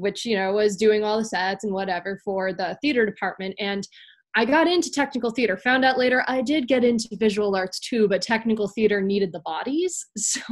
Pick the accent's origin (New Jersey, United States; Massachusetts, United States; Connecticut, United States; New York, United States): Connecticut, United States; Meriden; I'm actually from Meriden, Connecticut, right? You know, I'm sitting in Connecticut right now, and I'm actually from Meriden, which is, you know, around central Connecticut